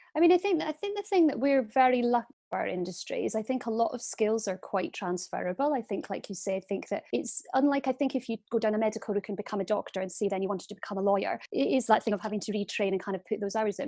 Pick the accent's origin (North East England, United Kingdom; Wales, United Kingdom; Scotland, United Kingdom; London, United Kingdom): Scotland, United Kingdom; Aberdeen; moved away; Aberdeen where I was from